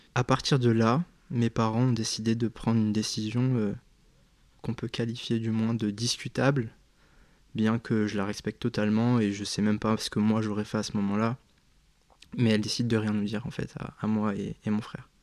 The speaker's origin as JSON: {"language": "French", "town": "Cap-d'Ail", "region": "Provence-Alpes-Côte d'Azur", "country": "France", "tie": "born or raised there", "moved": "as an adult", "said": "J'ai vécu pendant 18 ans euh, à Cap d'Aille. Donc ça parlera à très peu de gens, mais euh, c'est une commune euh, qui se situe dans le sud de la France"}